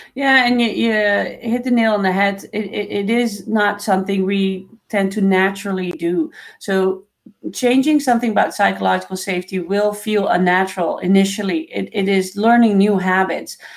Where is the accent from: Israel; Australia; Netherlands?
Netherlands; now in Canada; I was born in the Netherlands